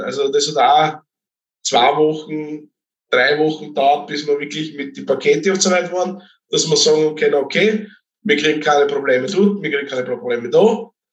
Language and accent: German; Austria; Deutsch-Kaltenbrunn kenne ich schon, das ist 20 Kilometer von mir daheim entfernt